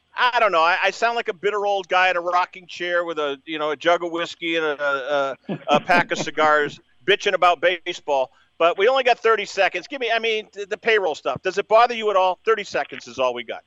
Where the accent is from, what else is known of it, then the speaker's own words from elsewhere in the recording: Boston, Massachusetts, United States; I grew up in the Boston area